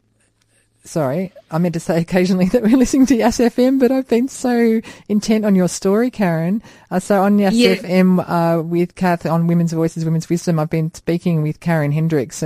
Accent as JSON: {"language": "English", "town": "Albury", "region": "New South Wales", "country": "Australia", "tie": "born or raised there", "said": "I grew up down near Albury in, like, Riverina, so my dad was Croatian, my mum is Australian"}